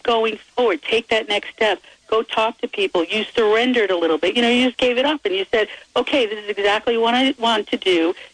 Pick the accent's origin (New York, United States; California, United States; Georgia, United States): New York, United States; New York City; I'm from New York City